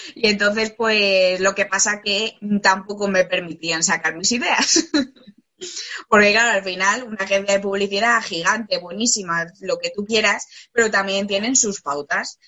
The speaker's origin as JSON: {"language": "Spanish", "country": "Spain", "also_born_or_lived": "Australia", "moved": "as an adult", "said": "me fui a, vivir fuera de España"}